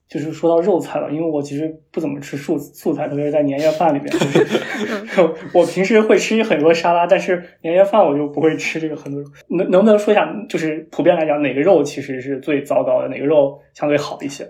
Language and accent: Chinese; Shanxi, China; moved away; 我是一个山西人